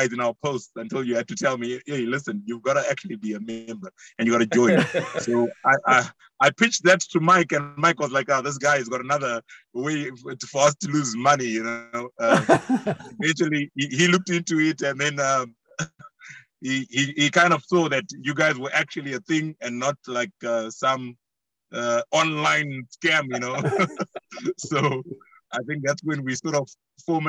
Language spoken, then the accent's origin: English; Zimbabwe; As a young person, you know, growing up in Africa